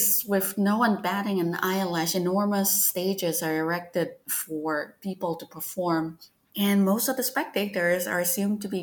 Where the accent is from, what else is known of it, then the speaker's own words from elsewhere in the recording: Malaysia; moved away; growing up in Malaysia